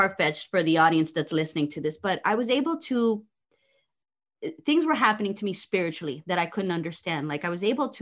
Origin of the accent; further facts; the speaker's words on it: New Jersey, United States; moved away as an adult; also born or lived in Ponce, Puerto Rico; now in South Florida, United States; So I was born in Ponce, Puerto Rico. We moved to Jersey when I was about 3-4 years old. So yes, I grew up in Jersey.